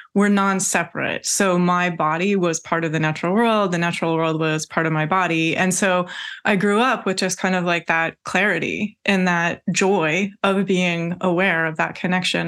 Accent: Washington, United States; I was born in Washington State. I grew up in Washington State

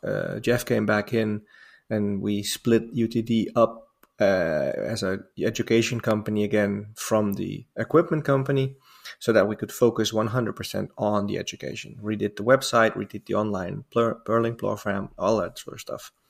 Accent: Amsterdam, North Holland, Netherlands; moved away; I'm from Holland originally. I'm born and raised in Amsterdam.

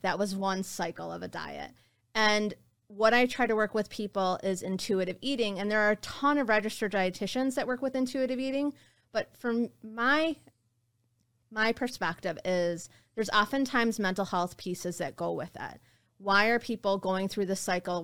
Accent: West Bloomfield, Michigan, United States; growing up in West Bloomfield

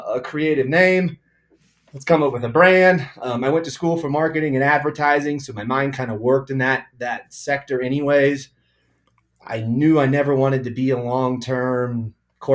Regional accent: Kansas City, Missouri, United States; moved away as an adult; now in Colorado, United States; So I grew up in Kansas City in an Italian family

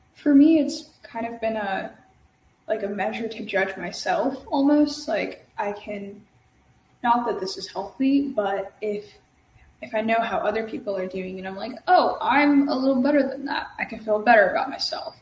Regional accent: Dallas-Fort Worth Metroplex, Texas, United States; I'm from the DFW Metroplex in Texas

